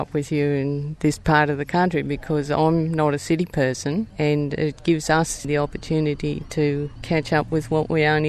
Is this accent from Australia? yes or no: yes; Australia; now in Augathella, Australia; at the moment I live out of Augusella, but I grew up on the Paroo, the muddy old Paroo.